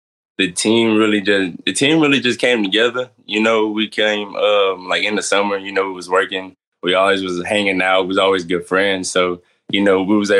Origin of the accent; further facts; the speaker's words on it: Midwest City, Oklahoma, United States; I'm from Midway City, Oklahoma